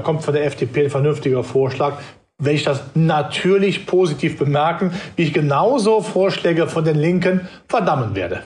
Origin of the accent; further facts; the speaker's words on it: North Rhine-Westphalia, Germany; ich bin ja Rheinländer